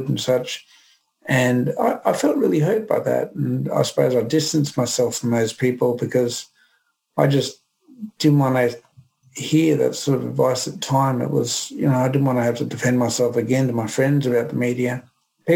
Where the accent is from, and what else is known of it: Brisbane, Queensland, Australia; born or raised there